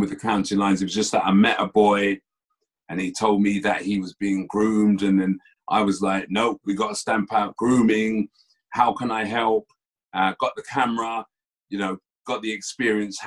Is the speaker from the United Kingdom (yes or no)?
yes; London, United Kingdom; I was born and bred in Tottenham. Born and bred in Tottenham.